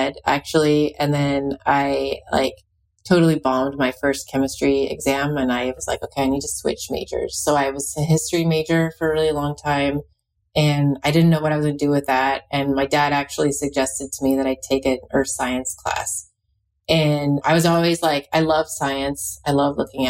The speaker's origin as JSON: {"language": "English", "region": "Alaska", "country": "United States", "said": "I'm from Alaska"}